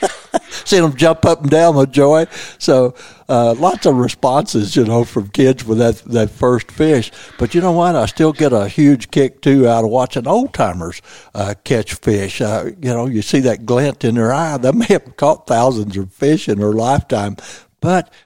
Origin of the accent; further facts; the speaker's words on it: Missouri Bootheel, United States; I was raised in the Missouri Boot Hill